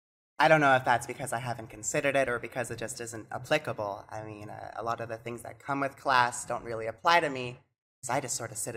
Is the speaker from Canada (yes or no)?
yes; Canada; also born or lived in United States; I've lived here in Canada most of my life, but I was born in the United States. But I didn't bring my documentation with me when I moved here.